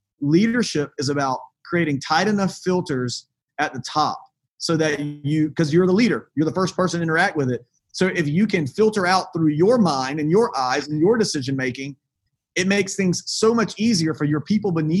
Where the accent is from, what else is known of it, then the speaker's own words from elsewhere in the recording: the South, United States; I grew up in the South